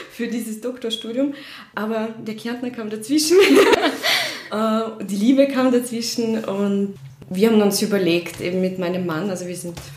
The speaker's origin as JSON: {"language": "German", "country": "Russia", "tie": "born or raised there", "second_language": "German", "moved": "as an adult", "lives_now": "Austria", "said": "Ja, ich komme ursprünglich aus Russland. Ich bin dort aufgewachsen und ich, ich bin vor acht Jahren nach Österreich äh, gekommen."}